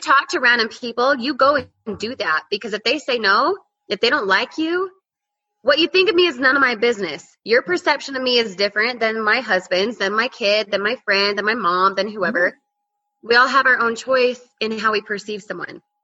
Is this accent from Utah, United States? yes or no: yes; Utah, United States; moved away as an adult; now in Colorado, United States; born and raised in Utah, recently moved to Colorado